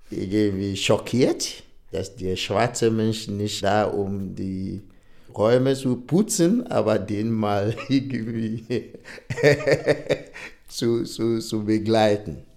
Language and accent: German; Nigeria; now in Berlin, Germany; Ich bin gebürtiger Nigerianer, lebe aber schon einige Jahre in äh, Berlin.